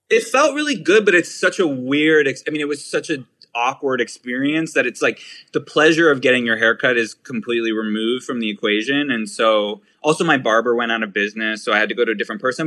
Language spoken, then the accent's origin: English; Pittsburgh, Pennsylvania, United States; now in New York, United States; I'm from Pittsburgh. Yeah, born and raised